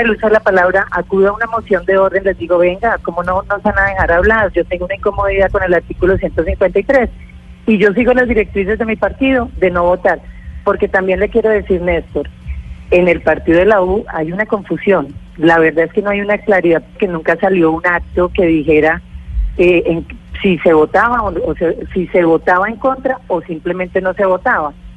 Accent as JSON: {"language": "Spanish", "region": "Orinoquía", "country": "Colombia", "said": "provengo de la Orinoquia"}